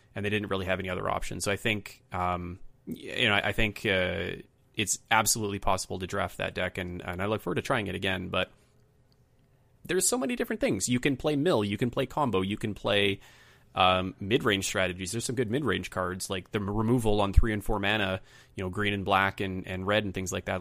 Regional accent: Canada; as a Canadian

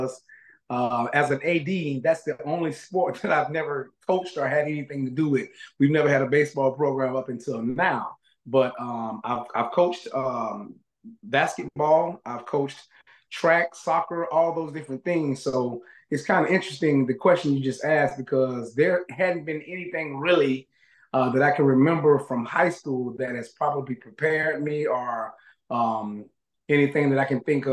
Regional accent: Tallahassee, Florida, United States; I'm born and raised in Tallahassee

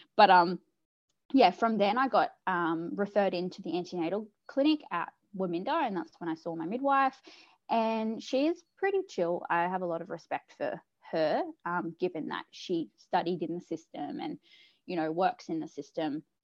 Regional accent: South Coast, New South Wales, Australia; I'm from the South Coast, uh, New South Wales in Australia

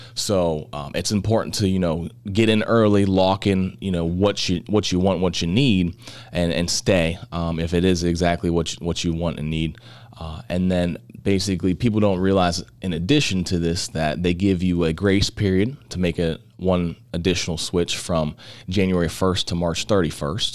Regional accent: Butler, Pennsylvania, United States; we're born and raised in the Butler area.

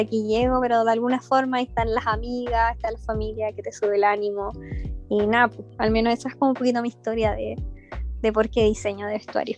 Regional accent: Nogales, Valparaíso, Chile; also born or lived in La Calera; yo soy de Nogales, bueno, en ese entonces La Calera

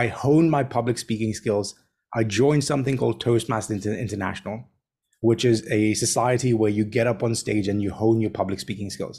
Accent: Tanzania; also born or lived in Kenya; now in Hong Kong; born and raised in Tanzania, studied in Kenya. I now live in Hong Kong.

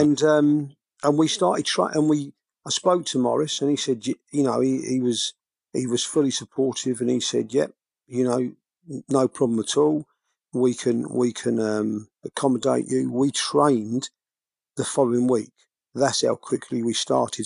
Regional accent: Biggleswade, East of England, United Kingdom; I'm born and bred in Biggleswade

